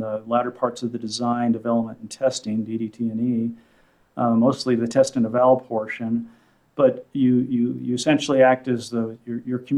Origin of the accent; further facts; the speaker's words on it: Southern California, United States; I grew up in Southern California